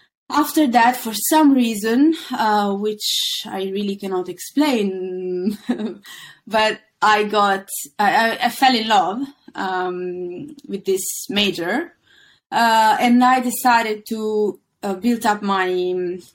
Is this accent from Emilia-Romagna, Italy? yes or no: no; Milan, Lombardy, Italy; moved away as an adult; now in London, United Kingdom; I was born and raised in Milan